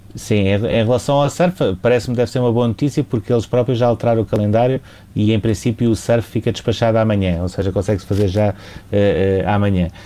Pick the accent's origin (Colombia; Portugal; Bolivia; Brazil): Portugal; como jornalista, mas também como português